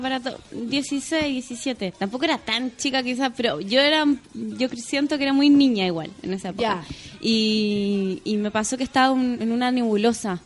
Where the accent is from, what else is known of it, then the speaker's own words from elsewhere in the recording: Chile; en verdad soy como italiana, nací en Chile, porque todos mis abuelos, mis cuatro abuelos son italianos